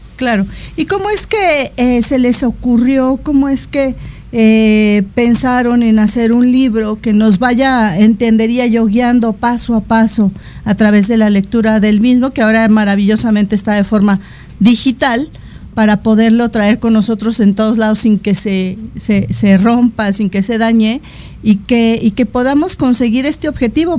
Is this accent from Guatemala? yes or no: no; Mexico